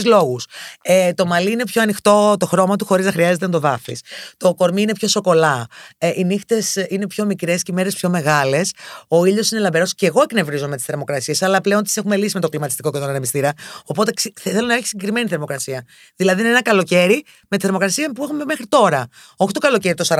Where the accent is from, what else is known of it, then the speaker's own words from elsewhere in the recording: Thessaloniki, Central Macedonia, Greece; moved away as an adult; now in Athens, Greece; γεννήθηκα και μεγάλο στη Θεσσαλονίκη. Σπούδασα στη Θεσσαλονίκη